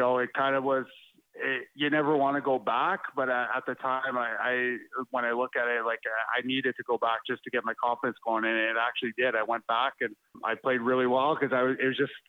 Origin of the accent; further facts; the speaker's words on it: Ottawa, Ontario, Canada; I grew up in Ottawa, so it was close to home.